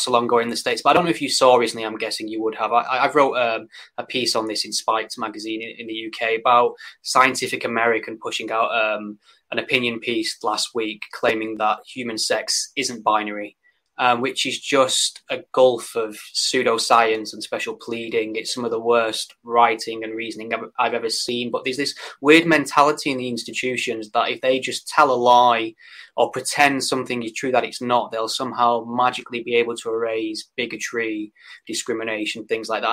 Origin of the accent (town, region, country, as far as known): United Kingdom; born or raised there